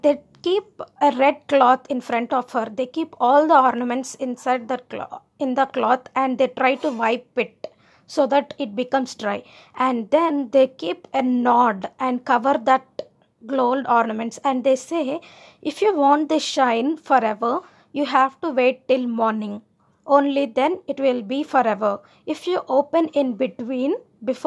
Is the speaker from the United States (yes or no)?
no; India; I am Indian